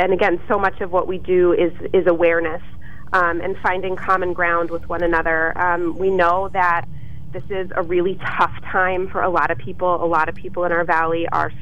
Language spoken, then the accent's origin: English; Highlands Ranch, Colorado, United States; now in Lewisburg, United States; I grew up in Highlands Ranch, Colorado, which is an area just right outside, technically part of Littleton